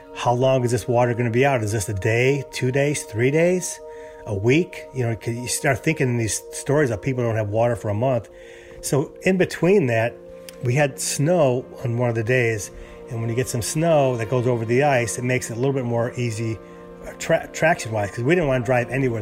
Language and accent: English; Chicago, Illinois, United States; moved away as an adult; also born or lived in California; now in Houston, United States; I'm originally from Chicago, and we lived there many years